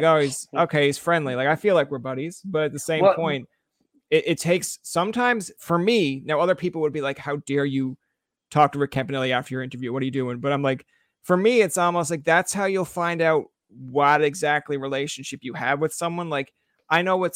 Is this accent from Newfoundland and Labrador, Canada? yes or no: yes; Newfoundland and Labrador, Canada; I'm a Newfoundlander born and raised